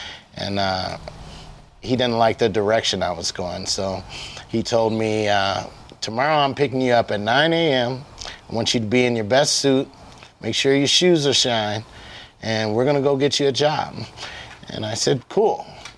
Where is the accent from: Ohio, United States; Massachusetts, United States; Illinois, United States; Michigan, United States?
Ohio, United States; Toledo; Toledo, Ohio.